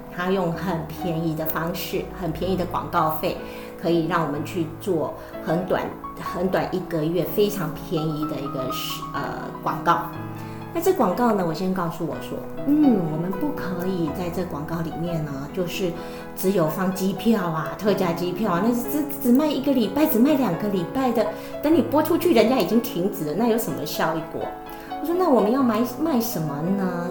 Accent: Taiwan; now in New Zealand; 我来自于台湾，现在住在纽西兰，自己本身也是一位旅游从事人员，跟幸福的是，深耕先生一起在纽西兰经营一家旅行社

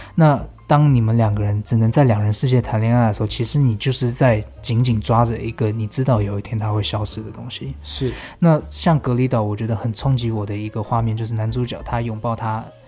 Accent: Taipei, Taiwan; moved away; also born or lived in Los Angeles, United States; 我们台北人

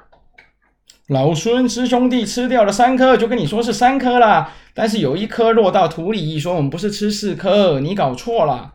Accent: Kaohsiung, Taiwan; 万寿山不就是在我们老家后面吗？高雄有一个万寿山呢

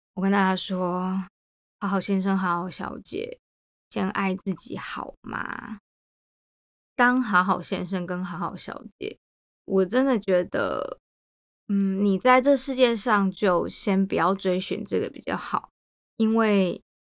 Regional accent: Taiwan; moved away; 我在台湾的成长就是在牛奶之间做变化嘛

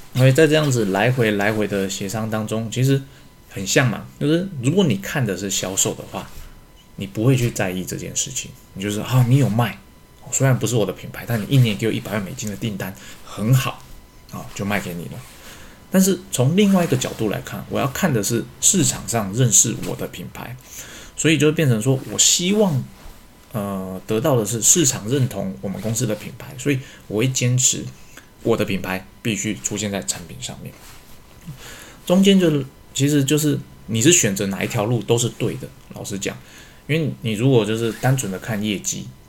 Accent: Taiwan; 实际上我们台湾人，哦，都知道不是那么一回事

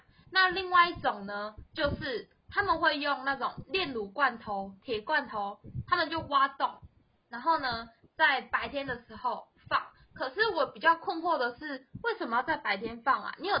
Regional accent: Vietnam; now in Taiwan; 在越南啊，其实我们只要回去，或甚至我们从越南回来的时候，我们家一定是爆满的哦

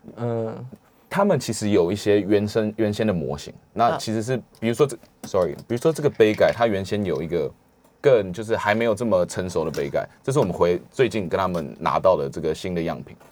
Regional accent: Taiwan; 我来自台湾

